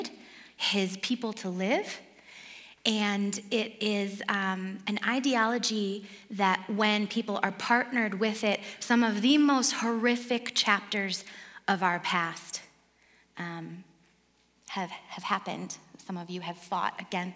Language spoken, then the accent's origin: English; Detroit, Michigan, United States; moved away; I grew up in Detroit, outside of Detroit